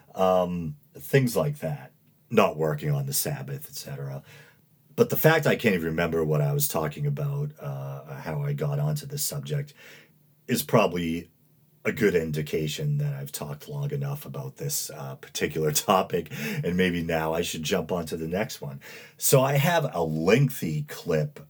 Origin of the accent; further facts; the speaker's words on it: New England, United States; born and raised in New England